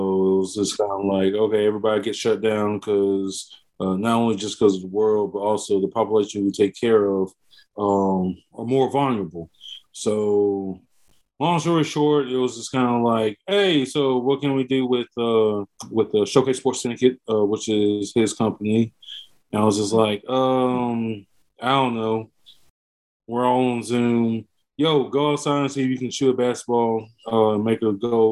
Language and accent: English; Pensacola, Florida, United States; moved away as an adult; now in Winston-Salem, United States; born and raised in Pensacola, Florida, moved up here to Winston-Salem, North Carolina about 10 years ago